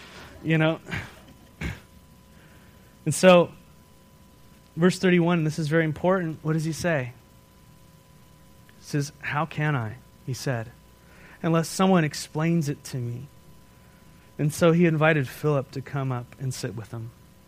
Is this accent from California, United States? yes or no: yes; Escondido, California, United States; I'm like, that's where we're from. That's where we came here from.